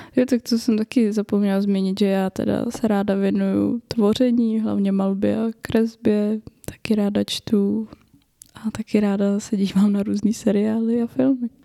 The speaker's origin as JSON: {"language": "Czech", "town": "Roudnice nad Labem", "region": "Ústí nad Labem Region", "country": "Czechia", "tie": "born or raised there", "said": "pocházím z Ústeckého kraje, z Roudnice nad Labem. Eh, kde jsem studovala gymnázium"}